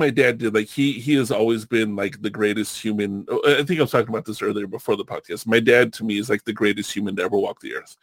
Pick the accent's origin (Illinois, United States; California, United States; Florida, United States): California, United States; Long Beach; also born or lived in San Diego / Hawaii; now in Spokane, United States; I grew up in Southern California